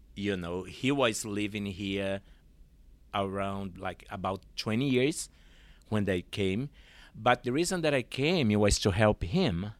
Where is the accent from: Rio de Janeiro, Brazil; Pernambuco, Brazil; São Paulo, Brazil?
Pernambuco, Brazil; Olinda; English is a second language; moved away as an adult; also born or lived in San Francisco Bay Area, California; now in Portland, United States; I was born in Olinda, Pernambuco.